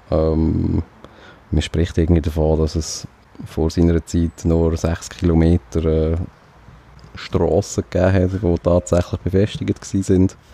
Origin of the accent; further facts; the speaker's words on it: Switzerland; Fühlt man sich als Schweizer